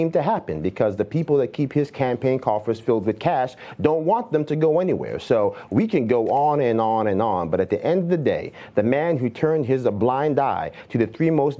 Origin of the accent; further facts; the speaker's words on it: Yonkers, New York, United States; as a young child growing up in Yonkers